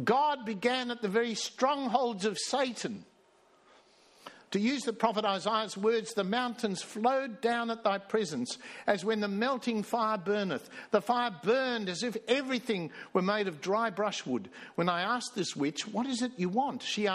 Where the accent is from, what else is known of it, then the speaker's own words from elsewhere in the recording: South Africa; also born or lived in Sydney, Australia; now in Australia; I was born in Sydney. I grew up in South Africa and then I came back here to Australia and got converted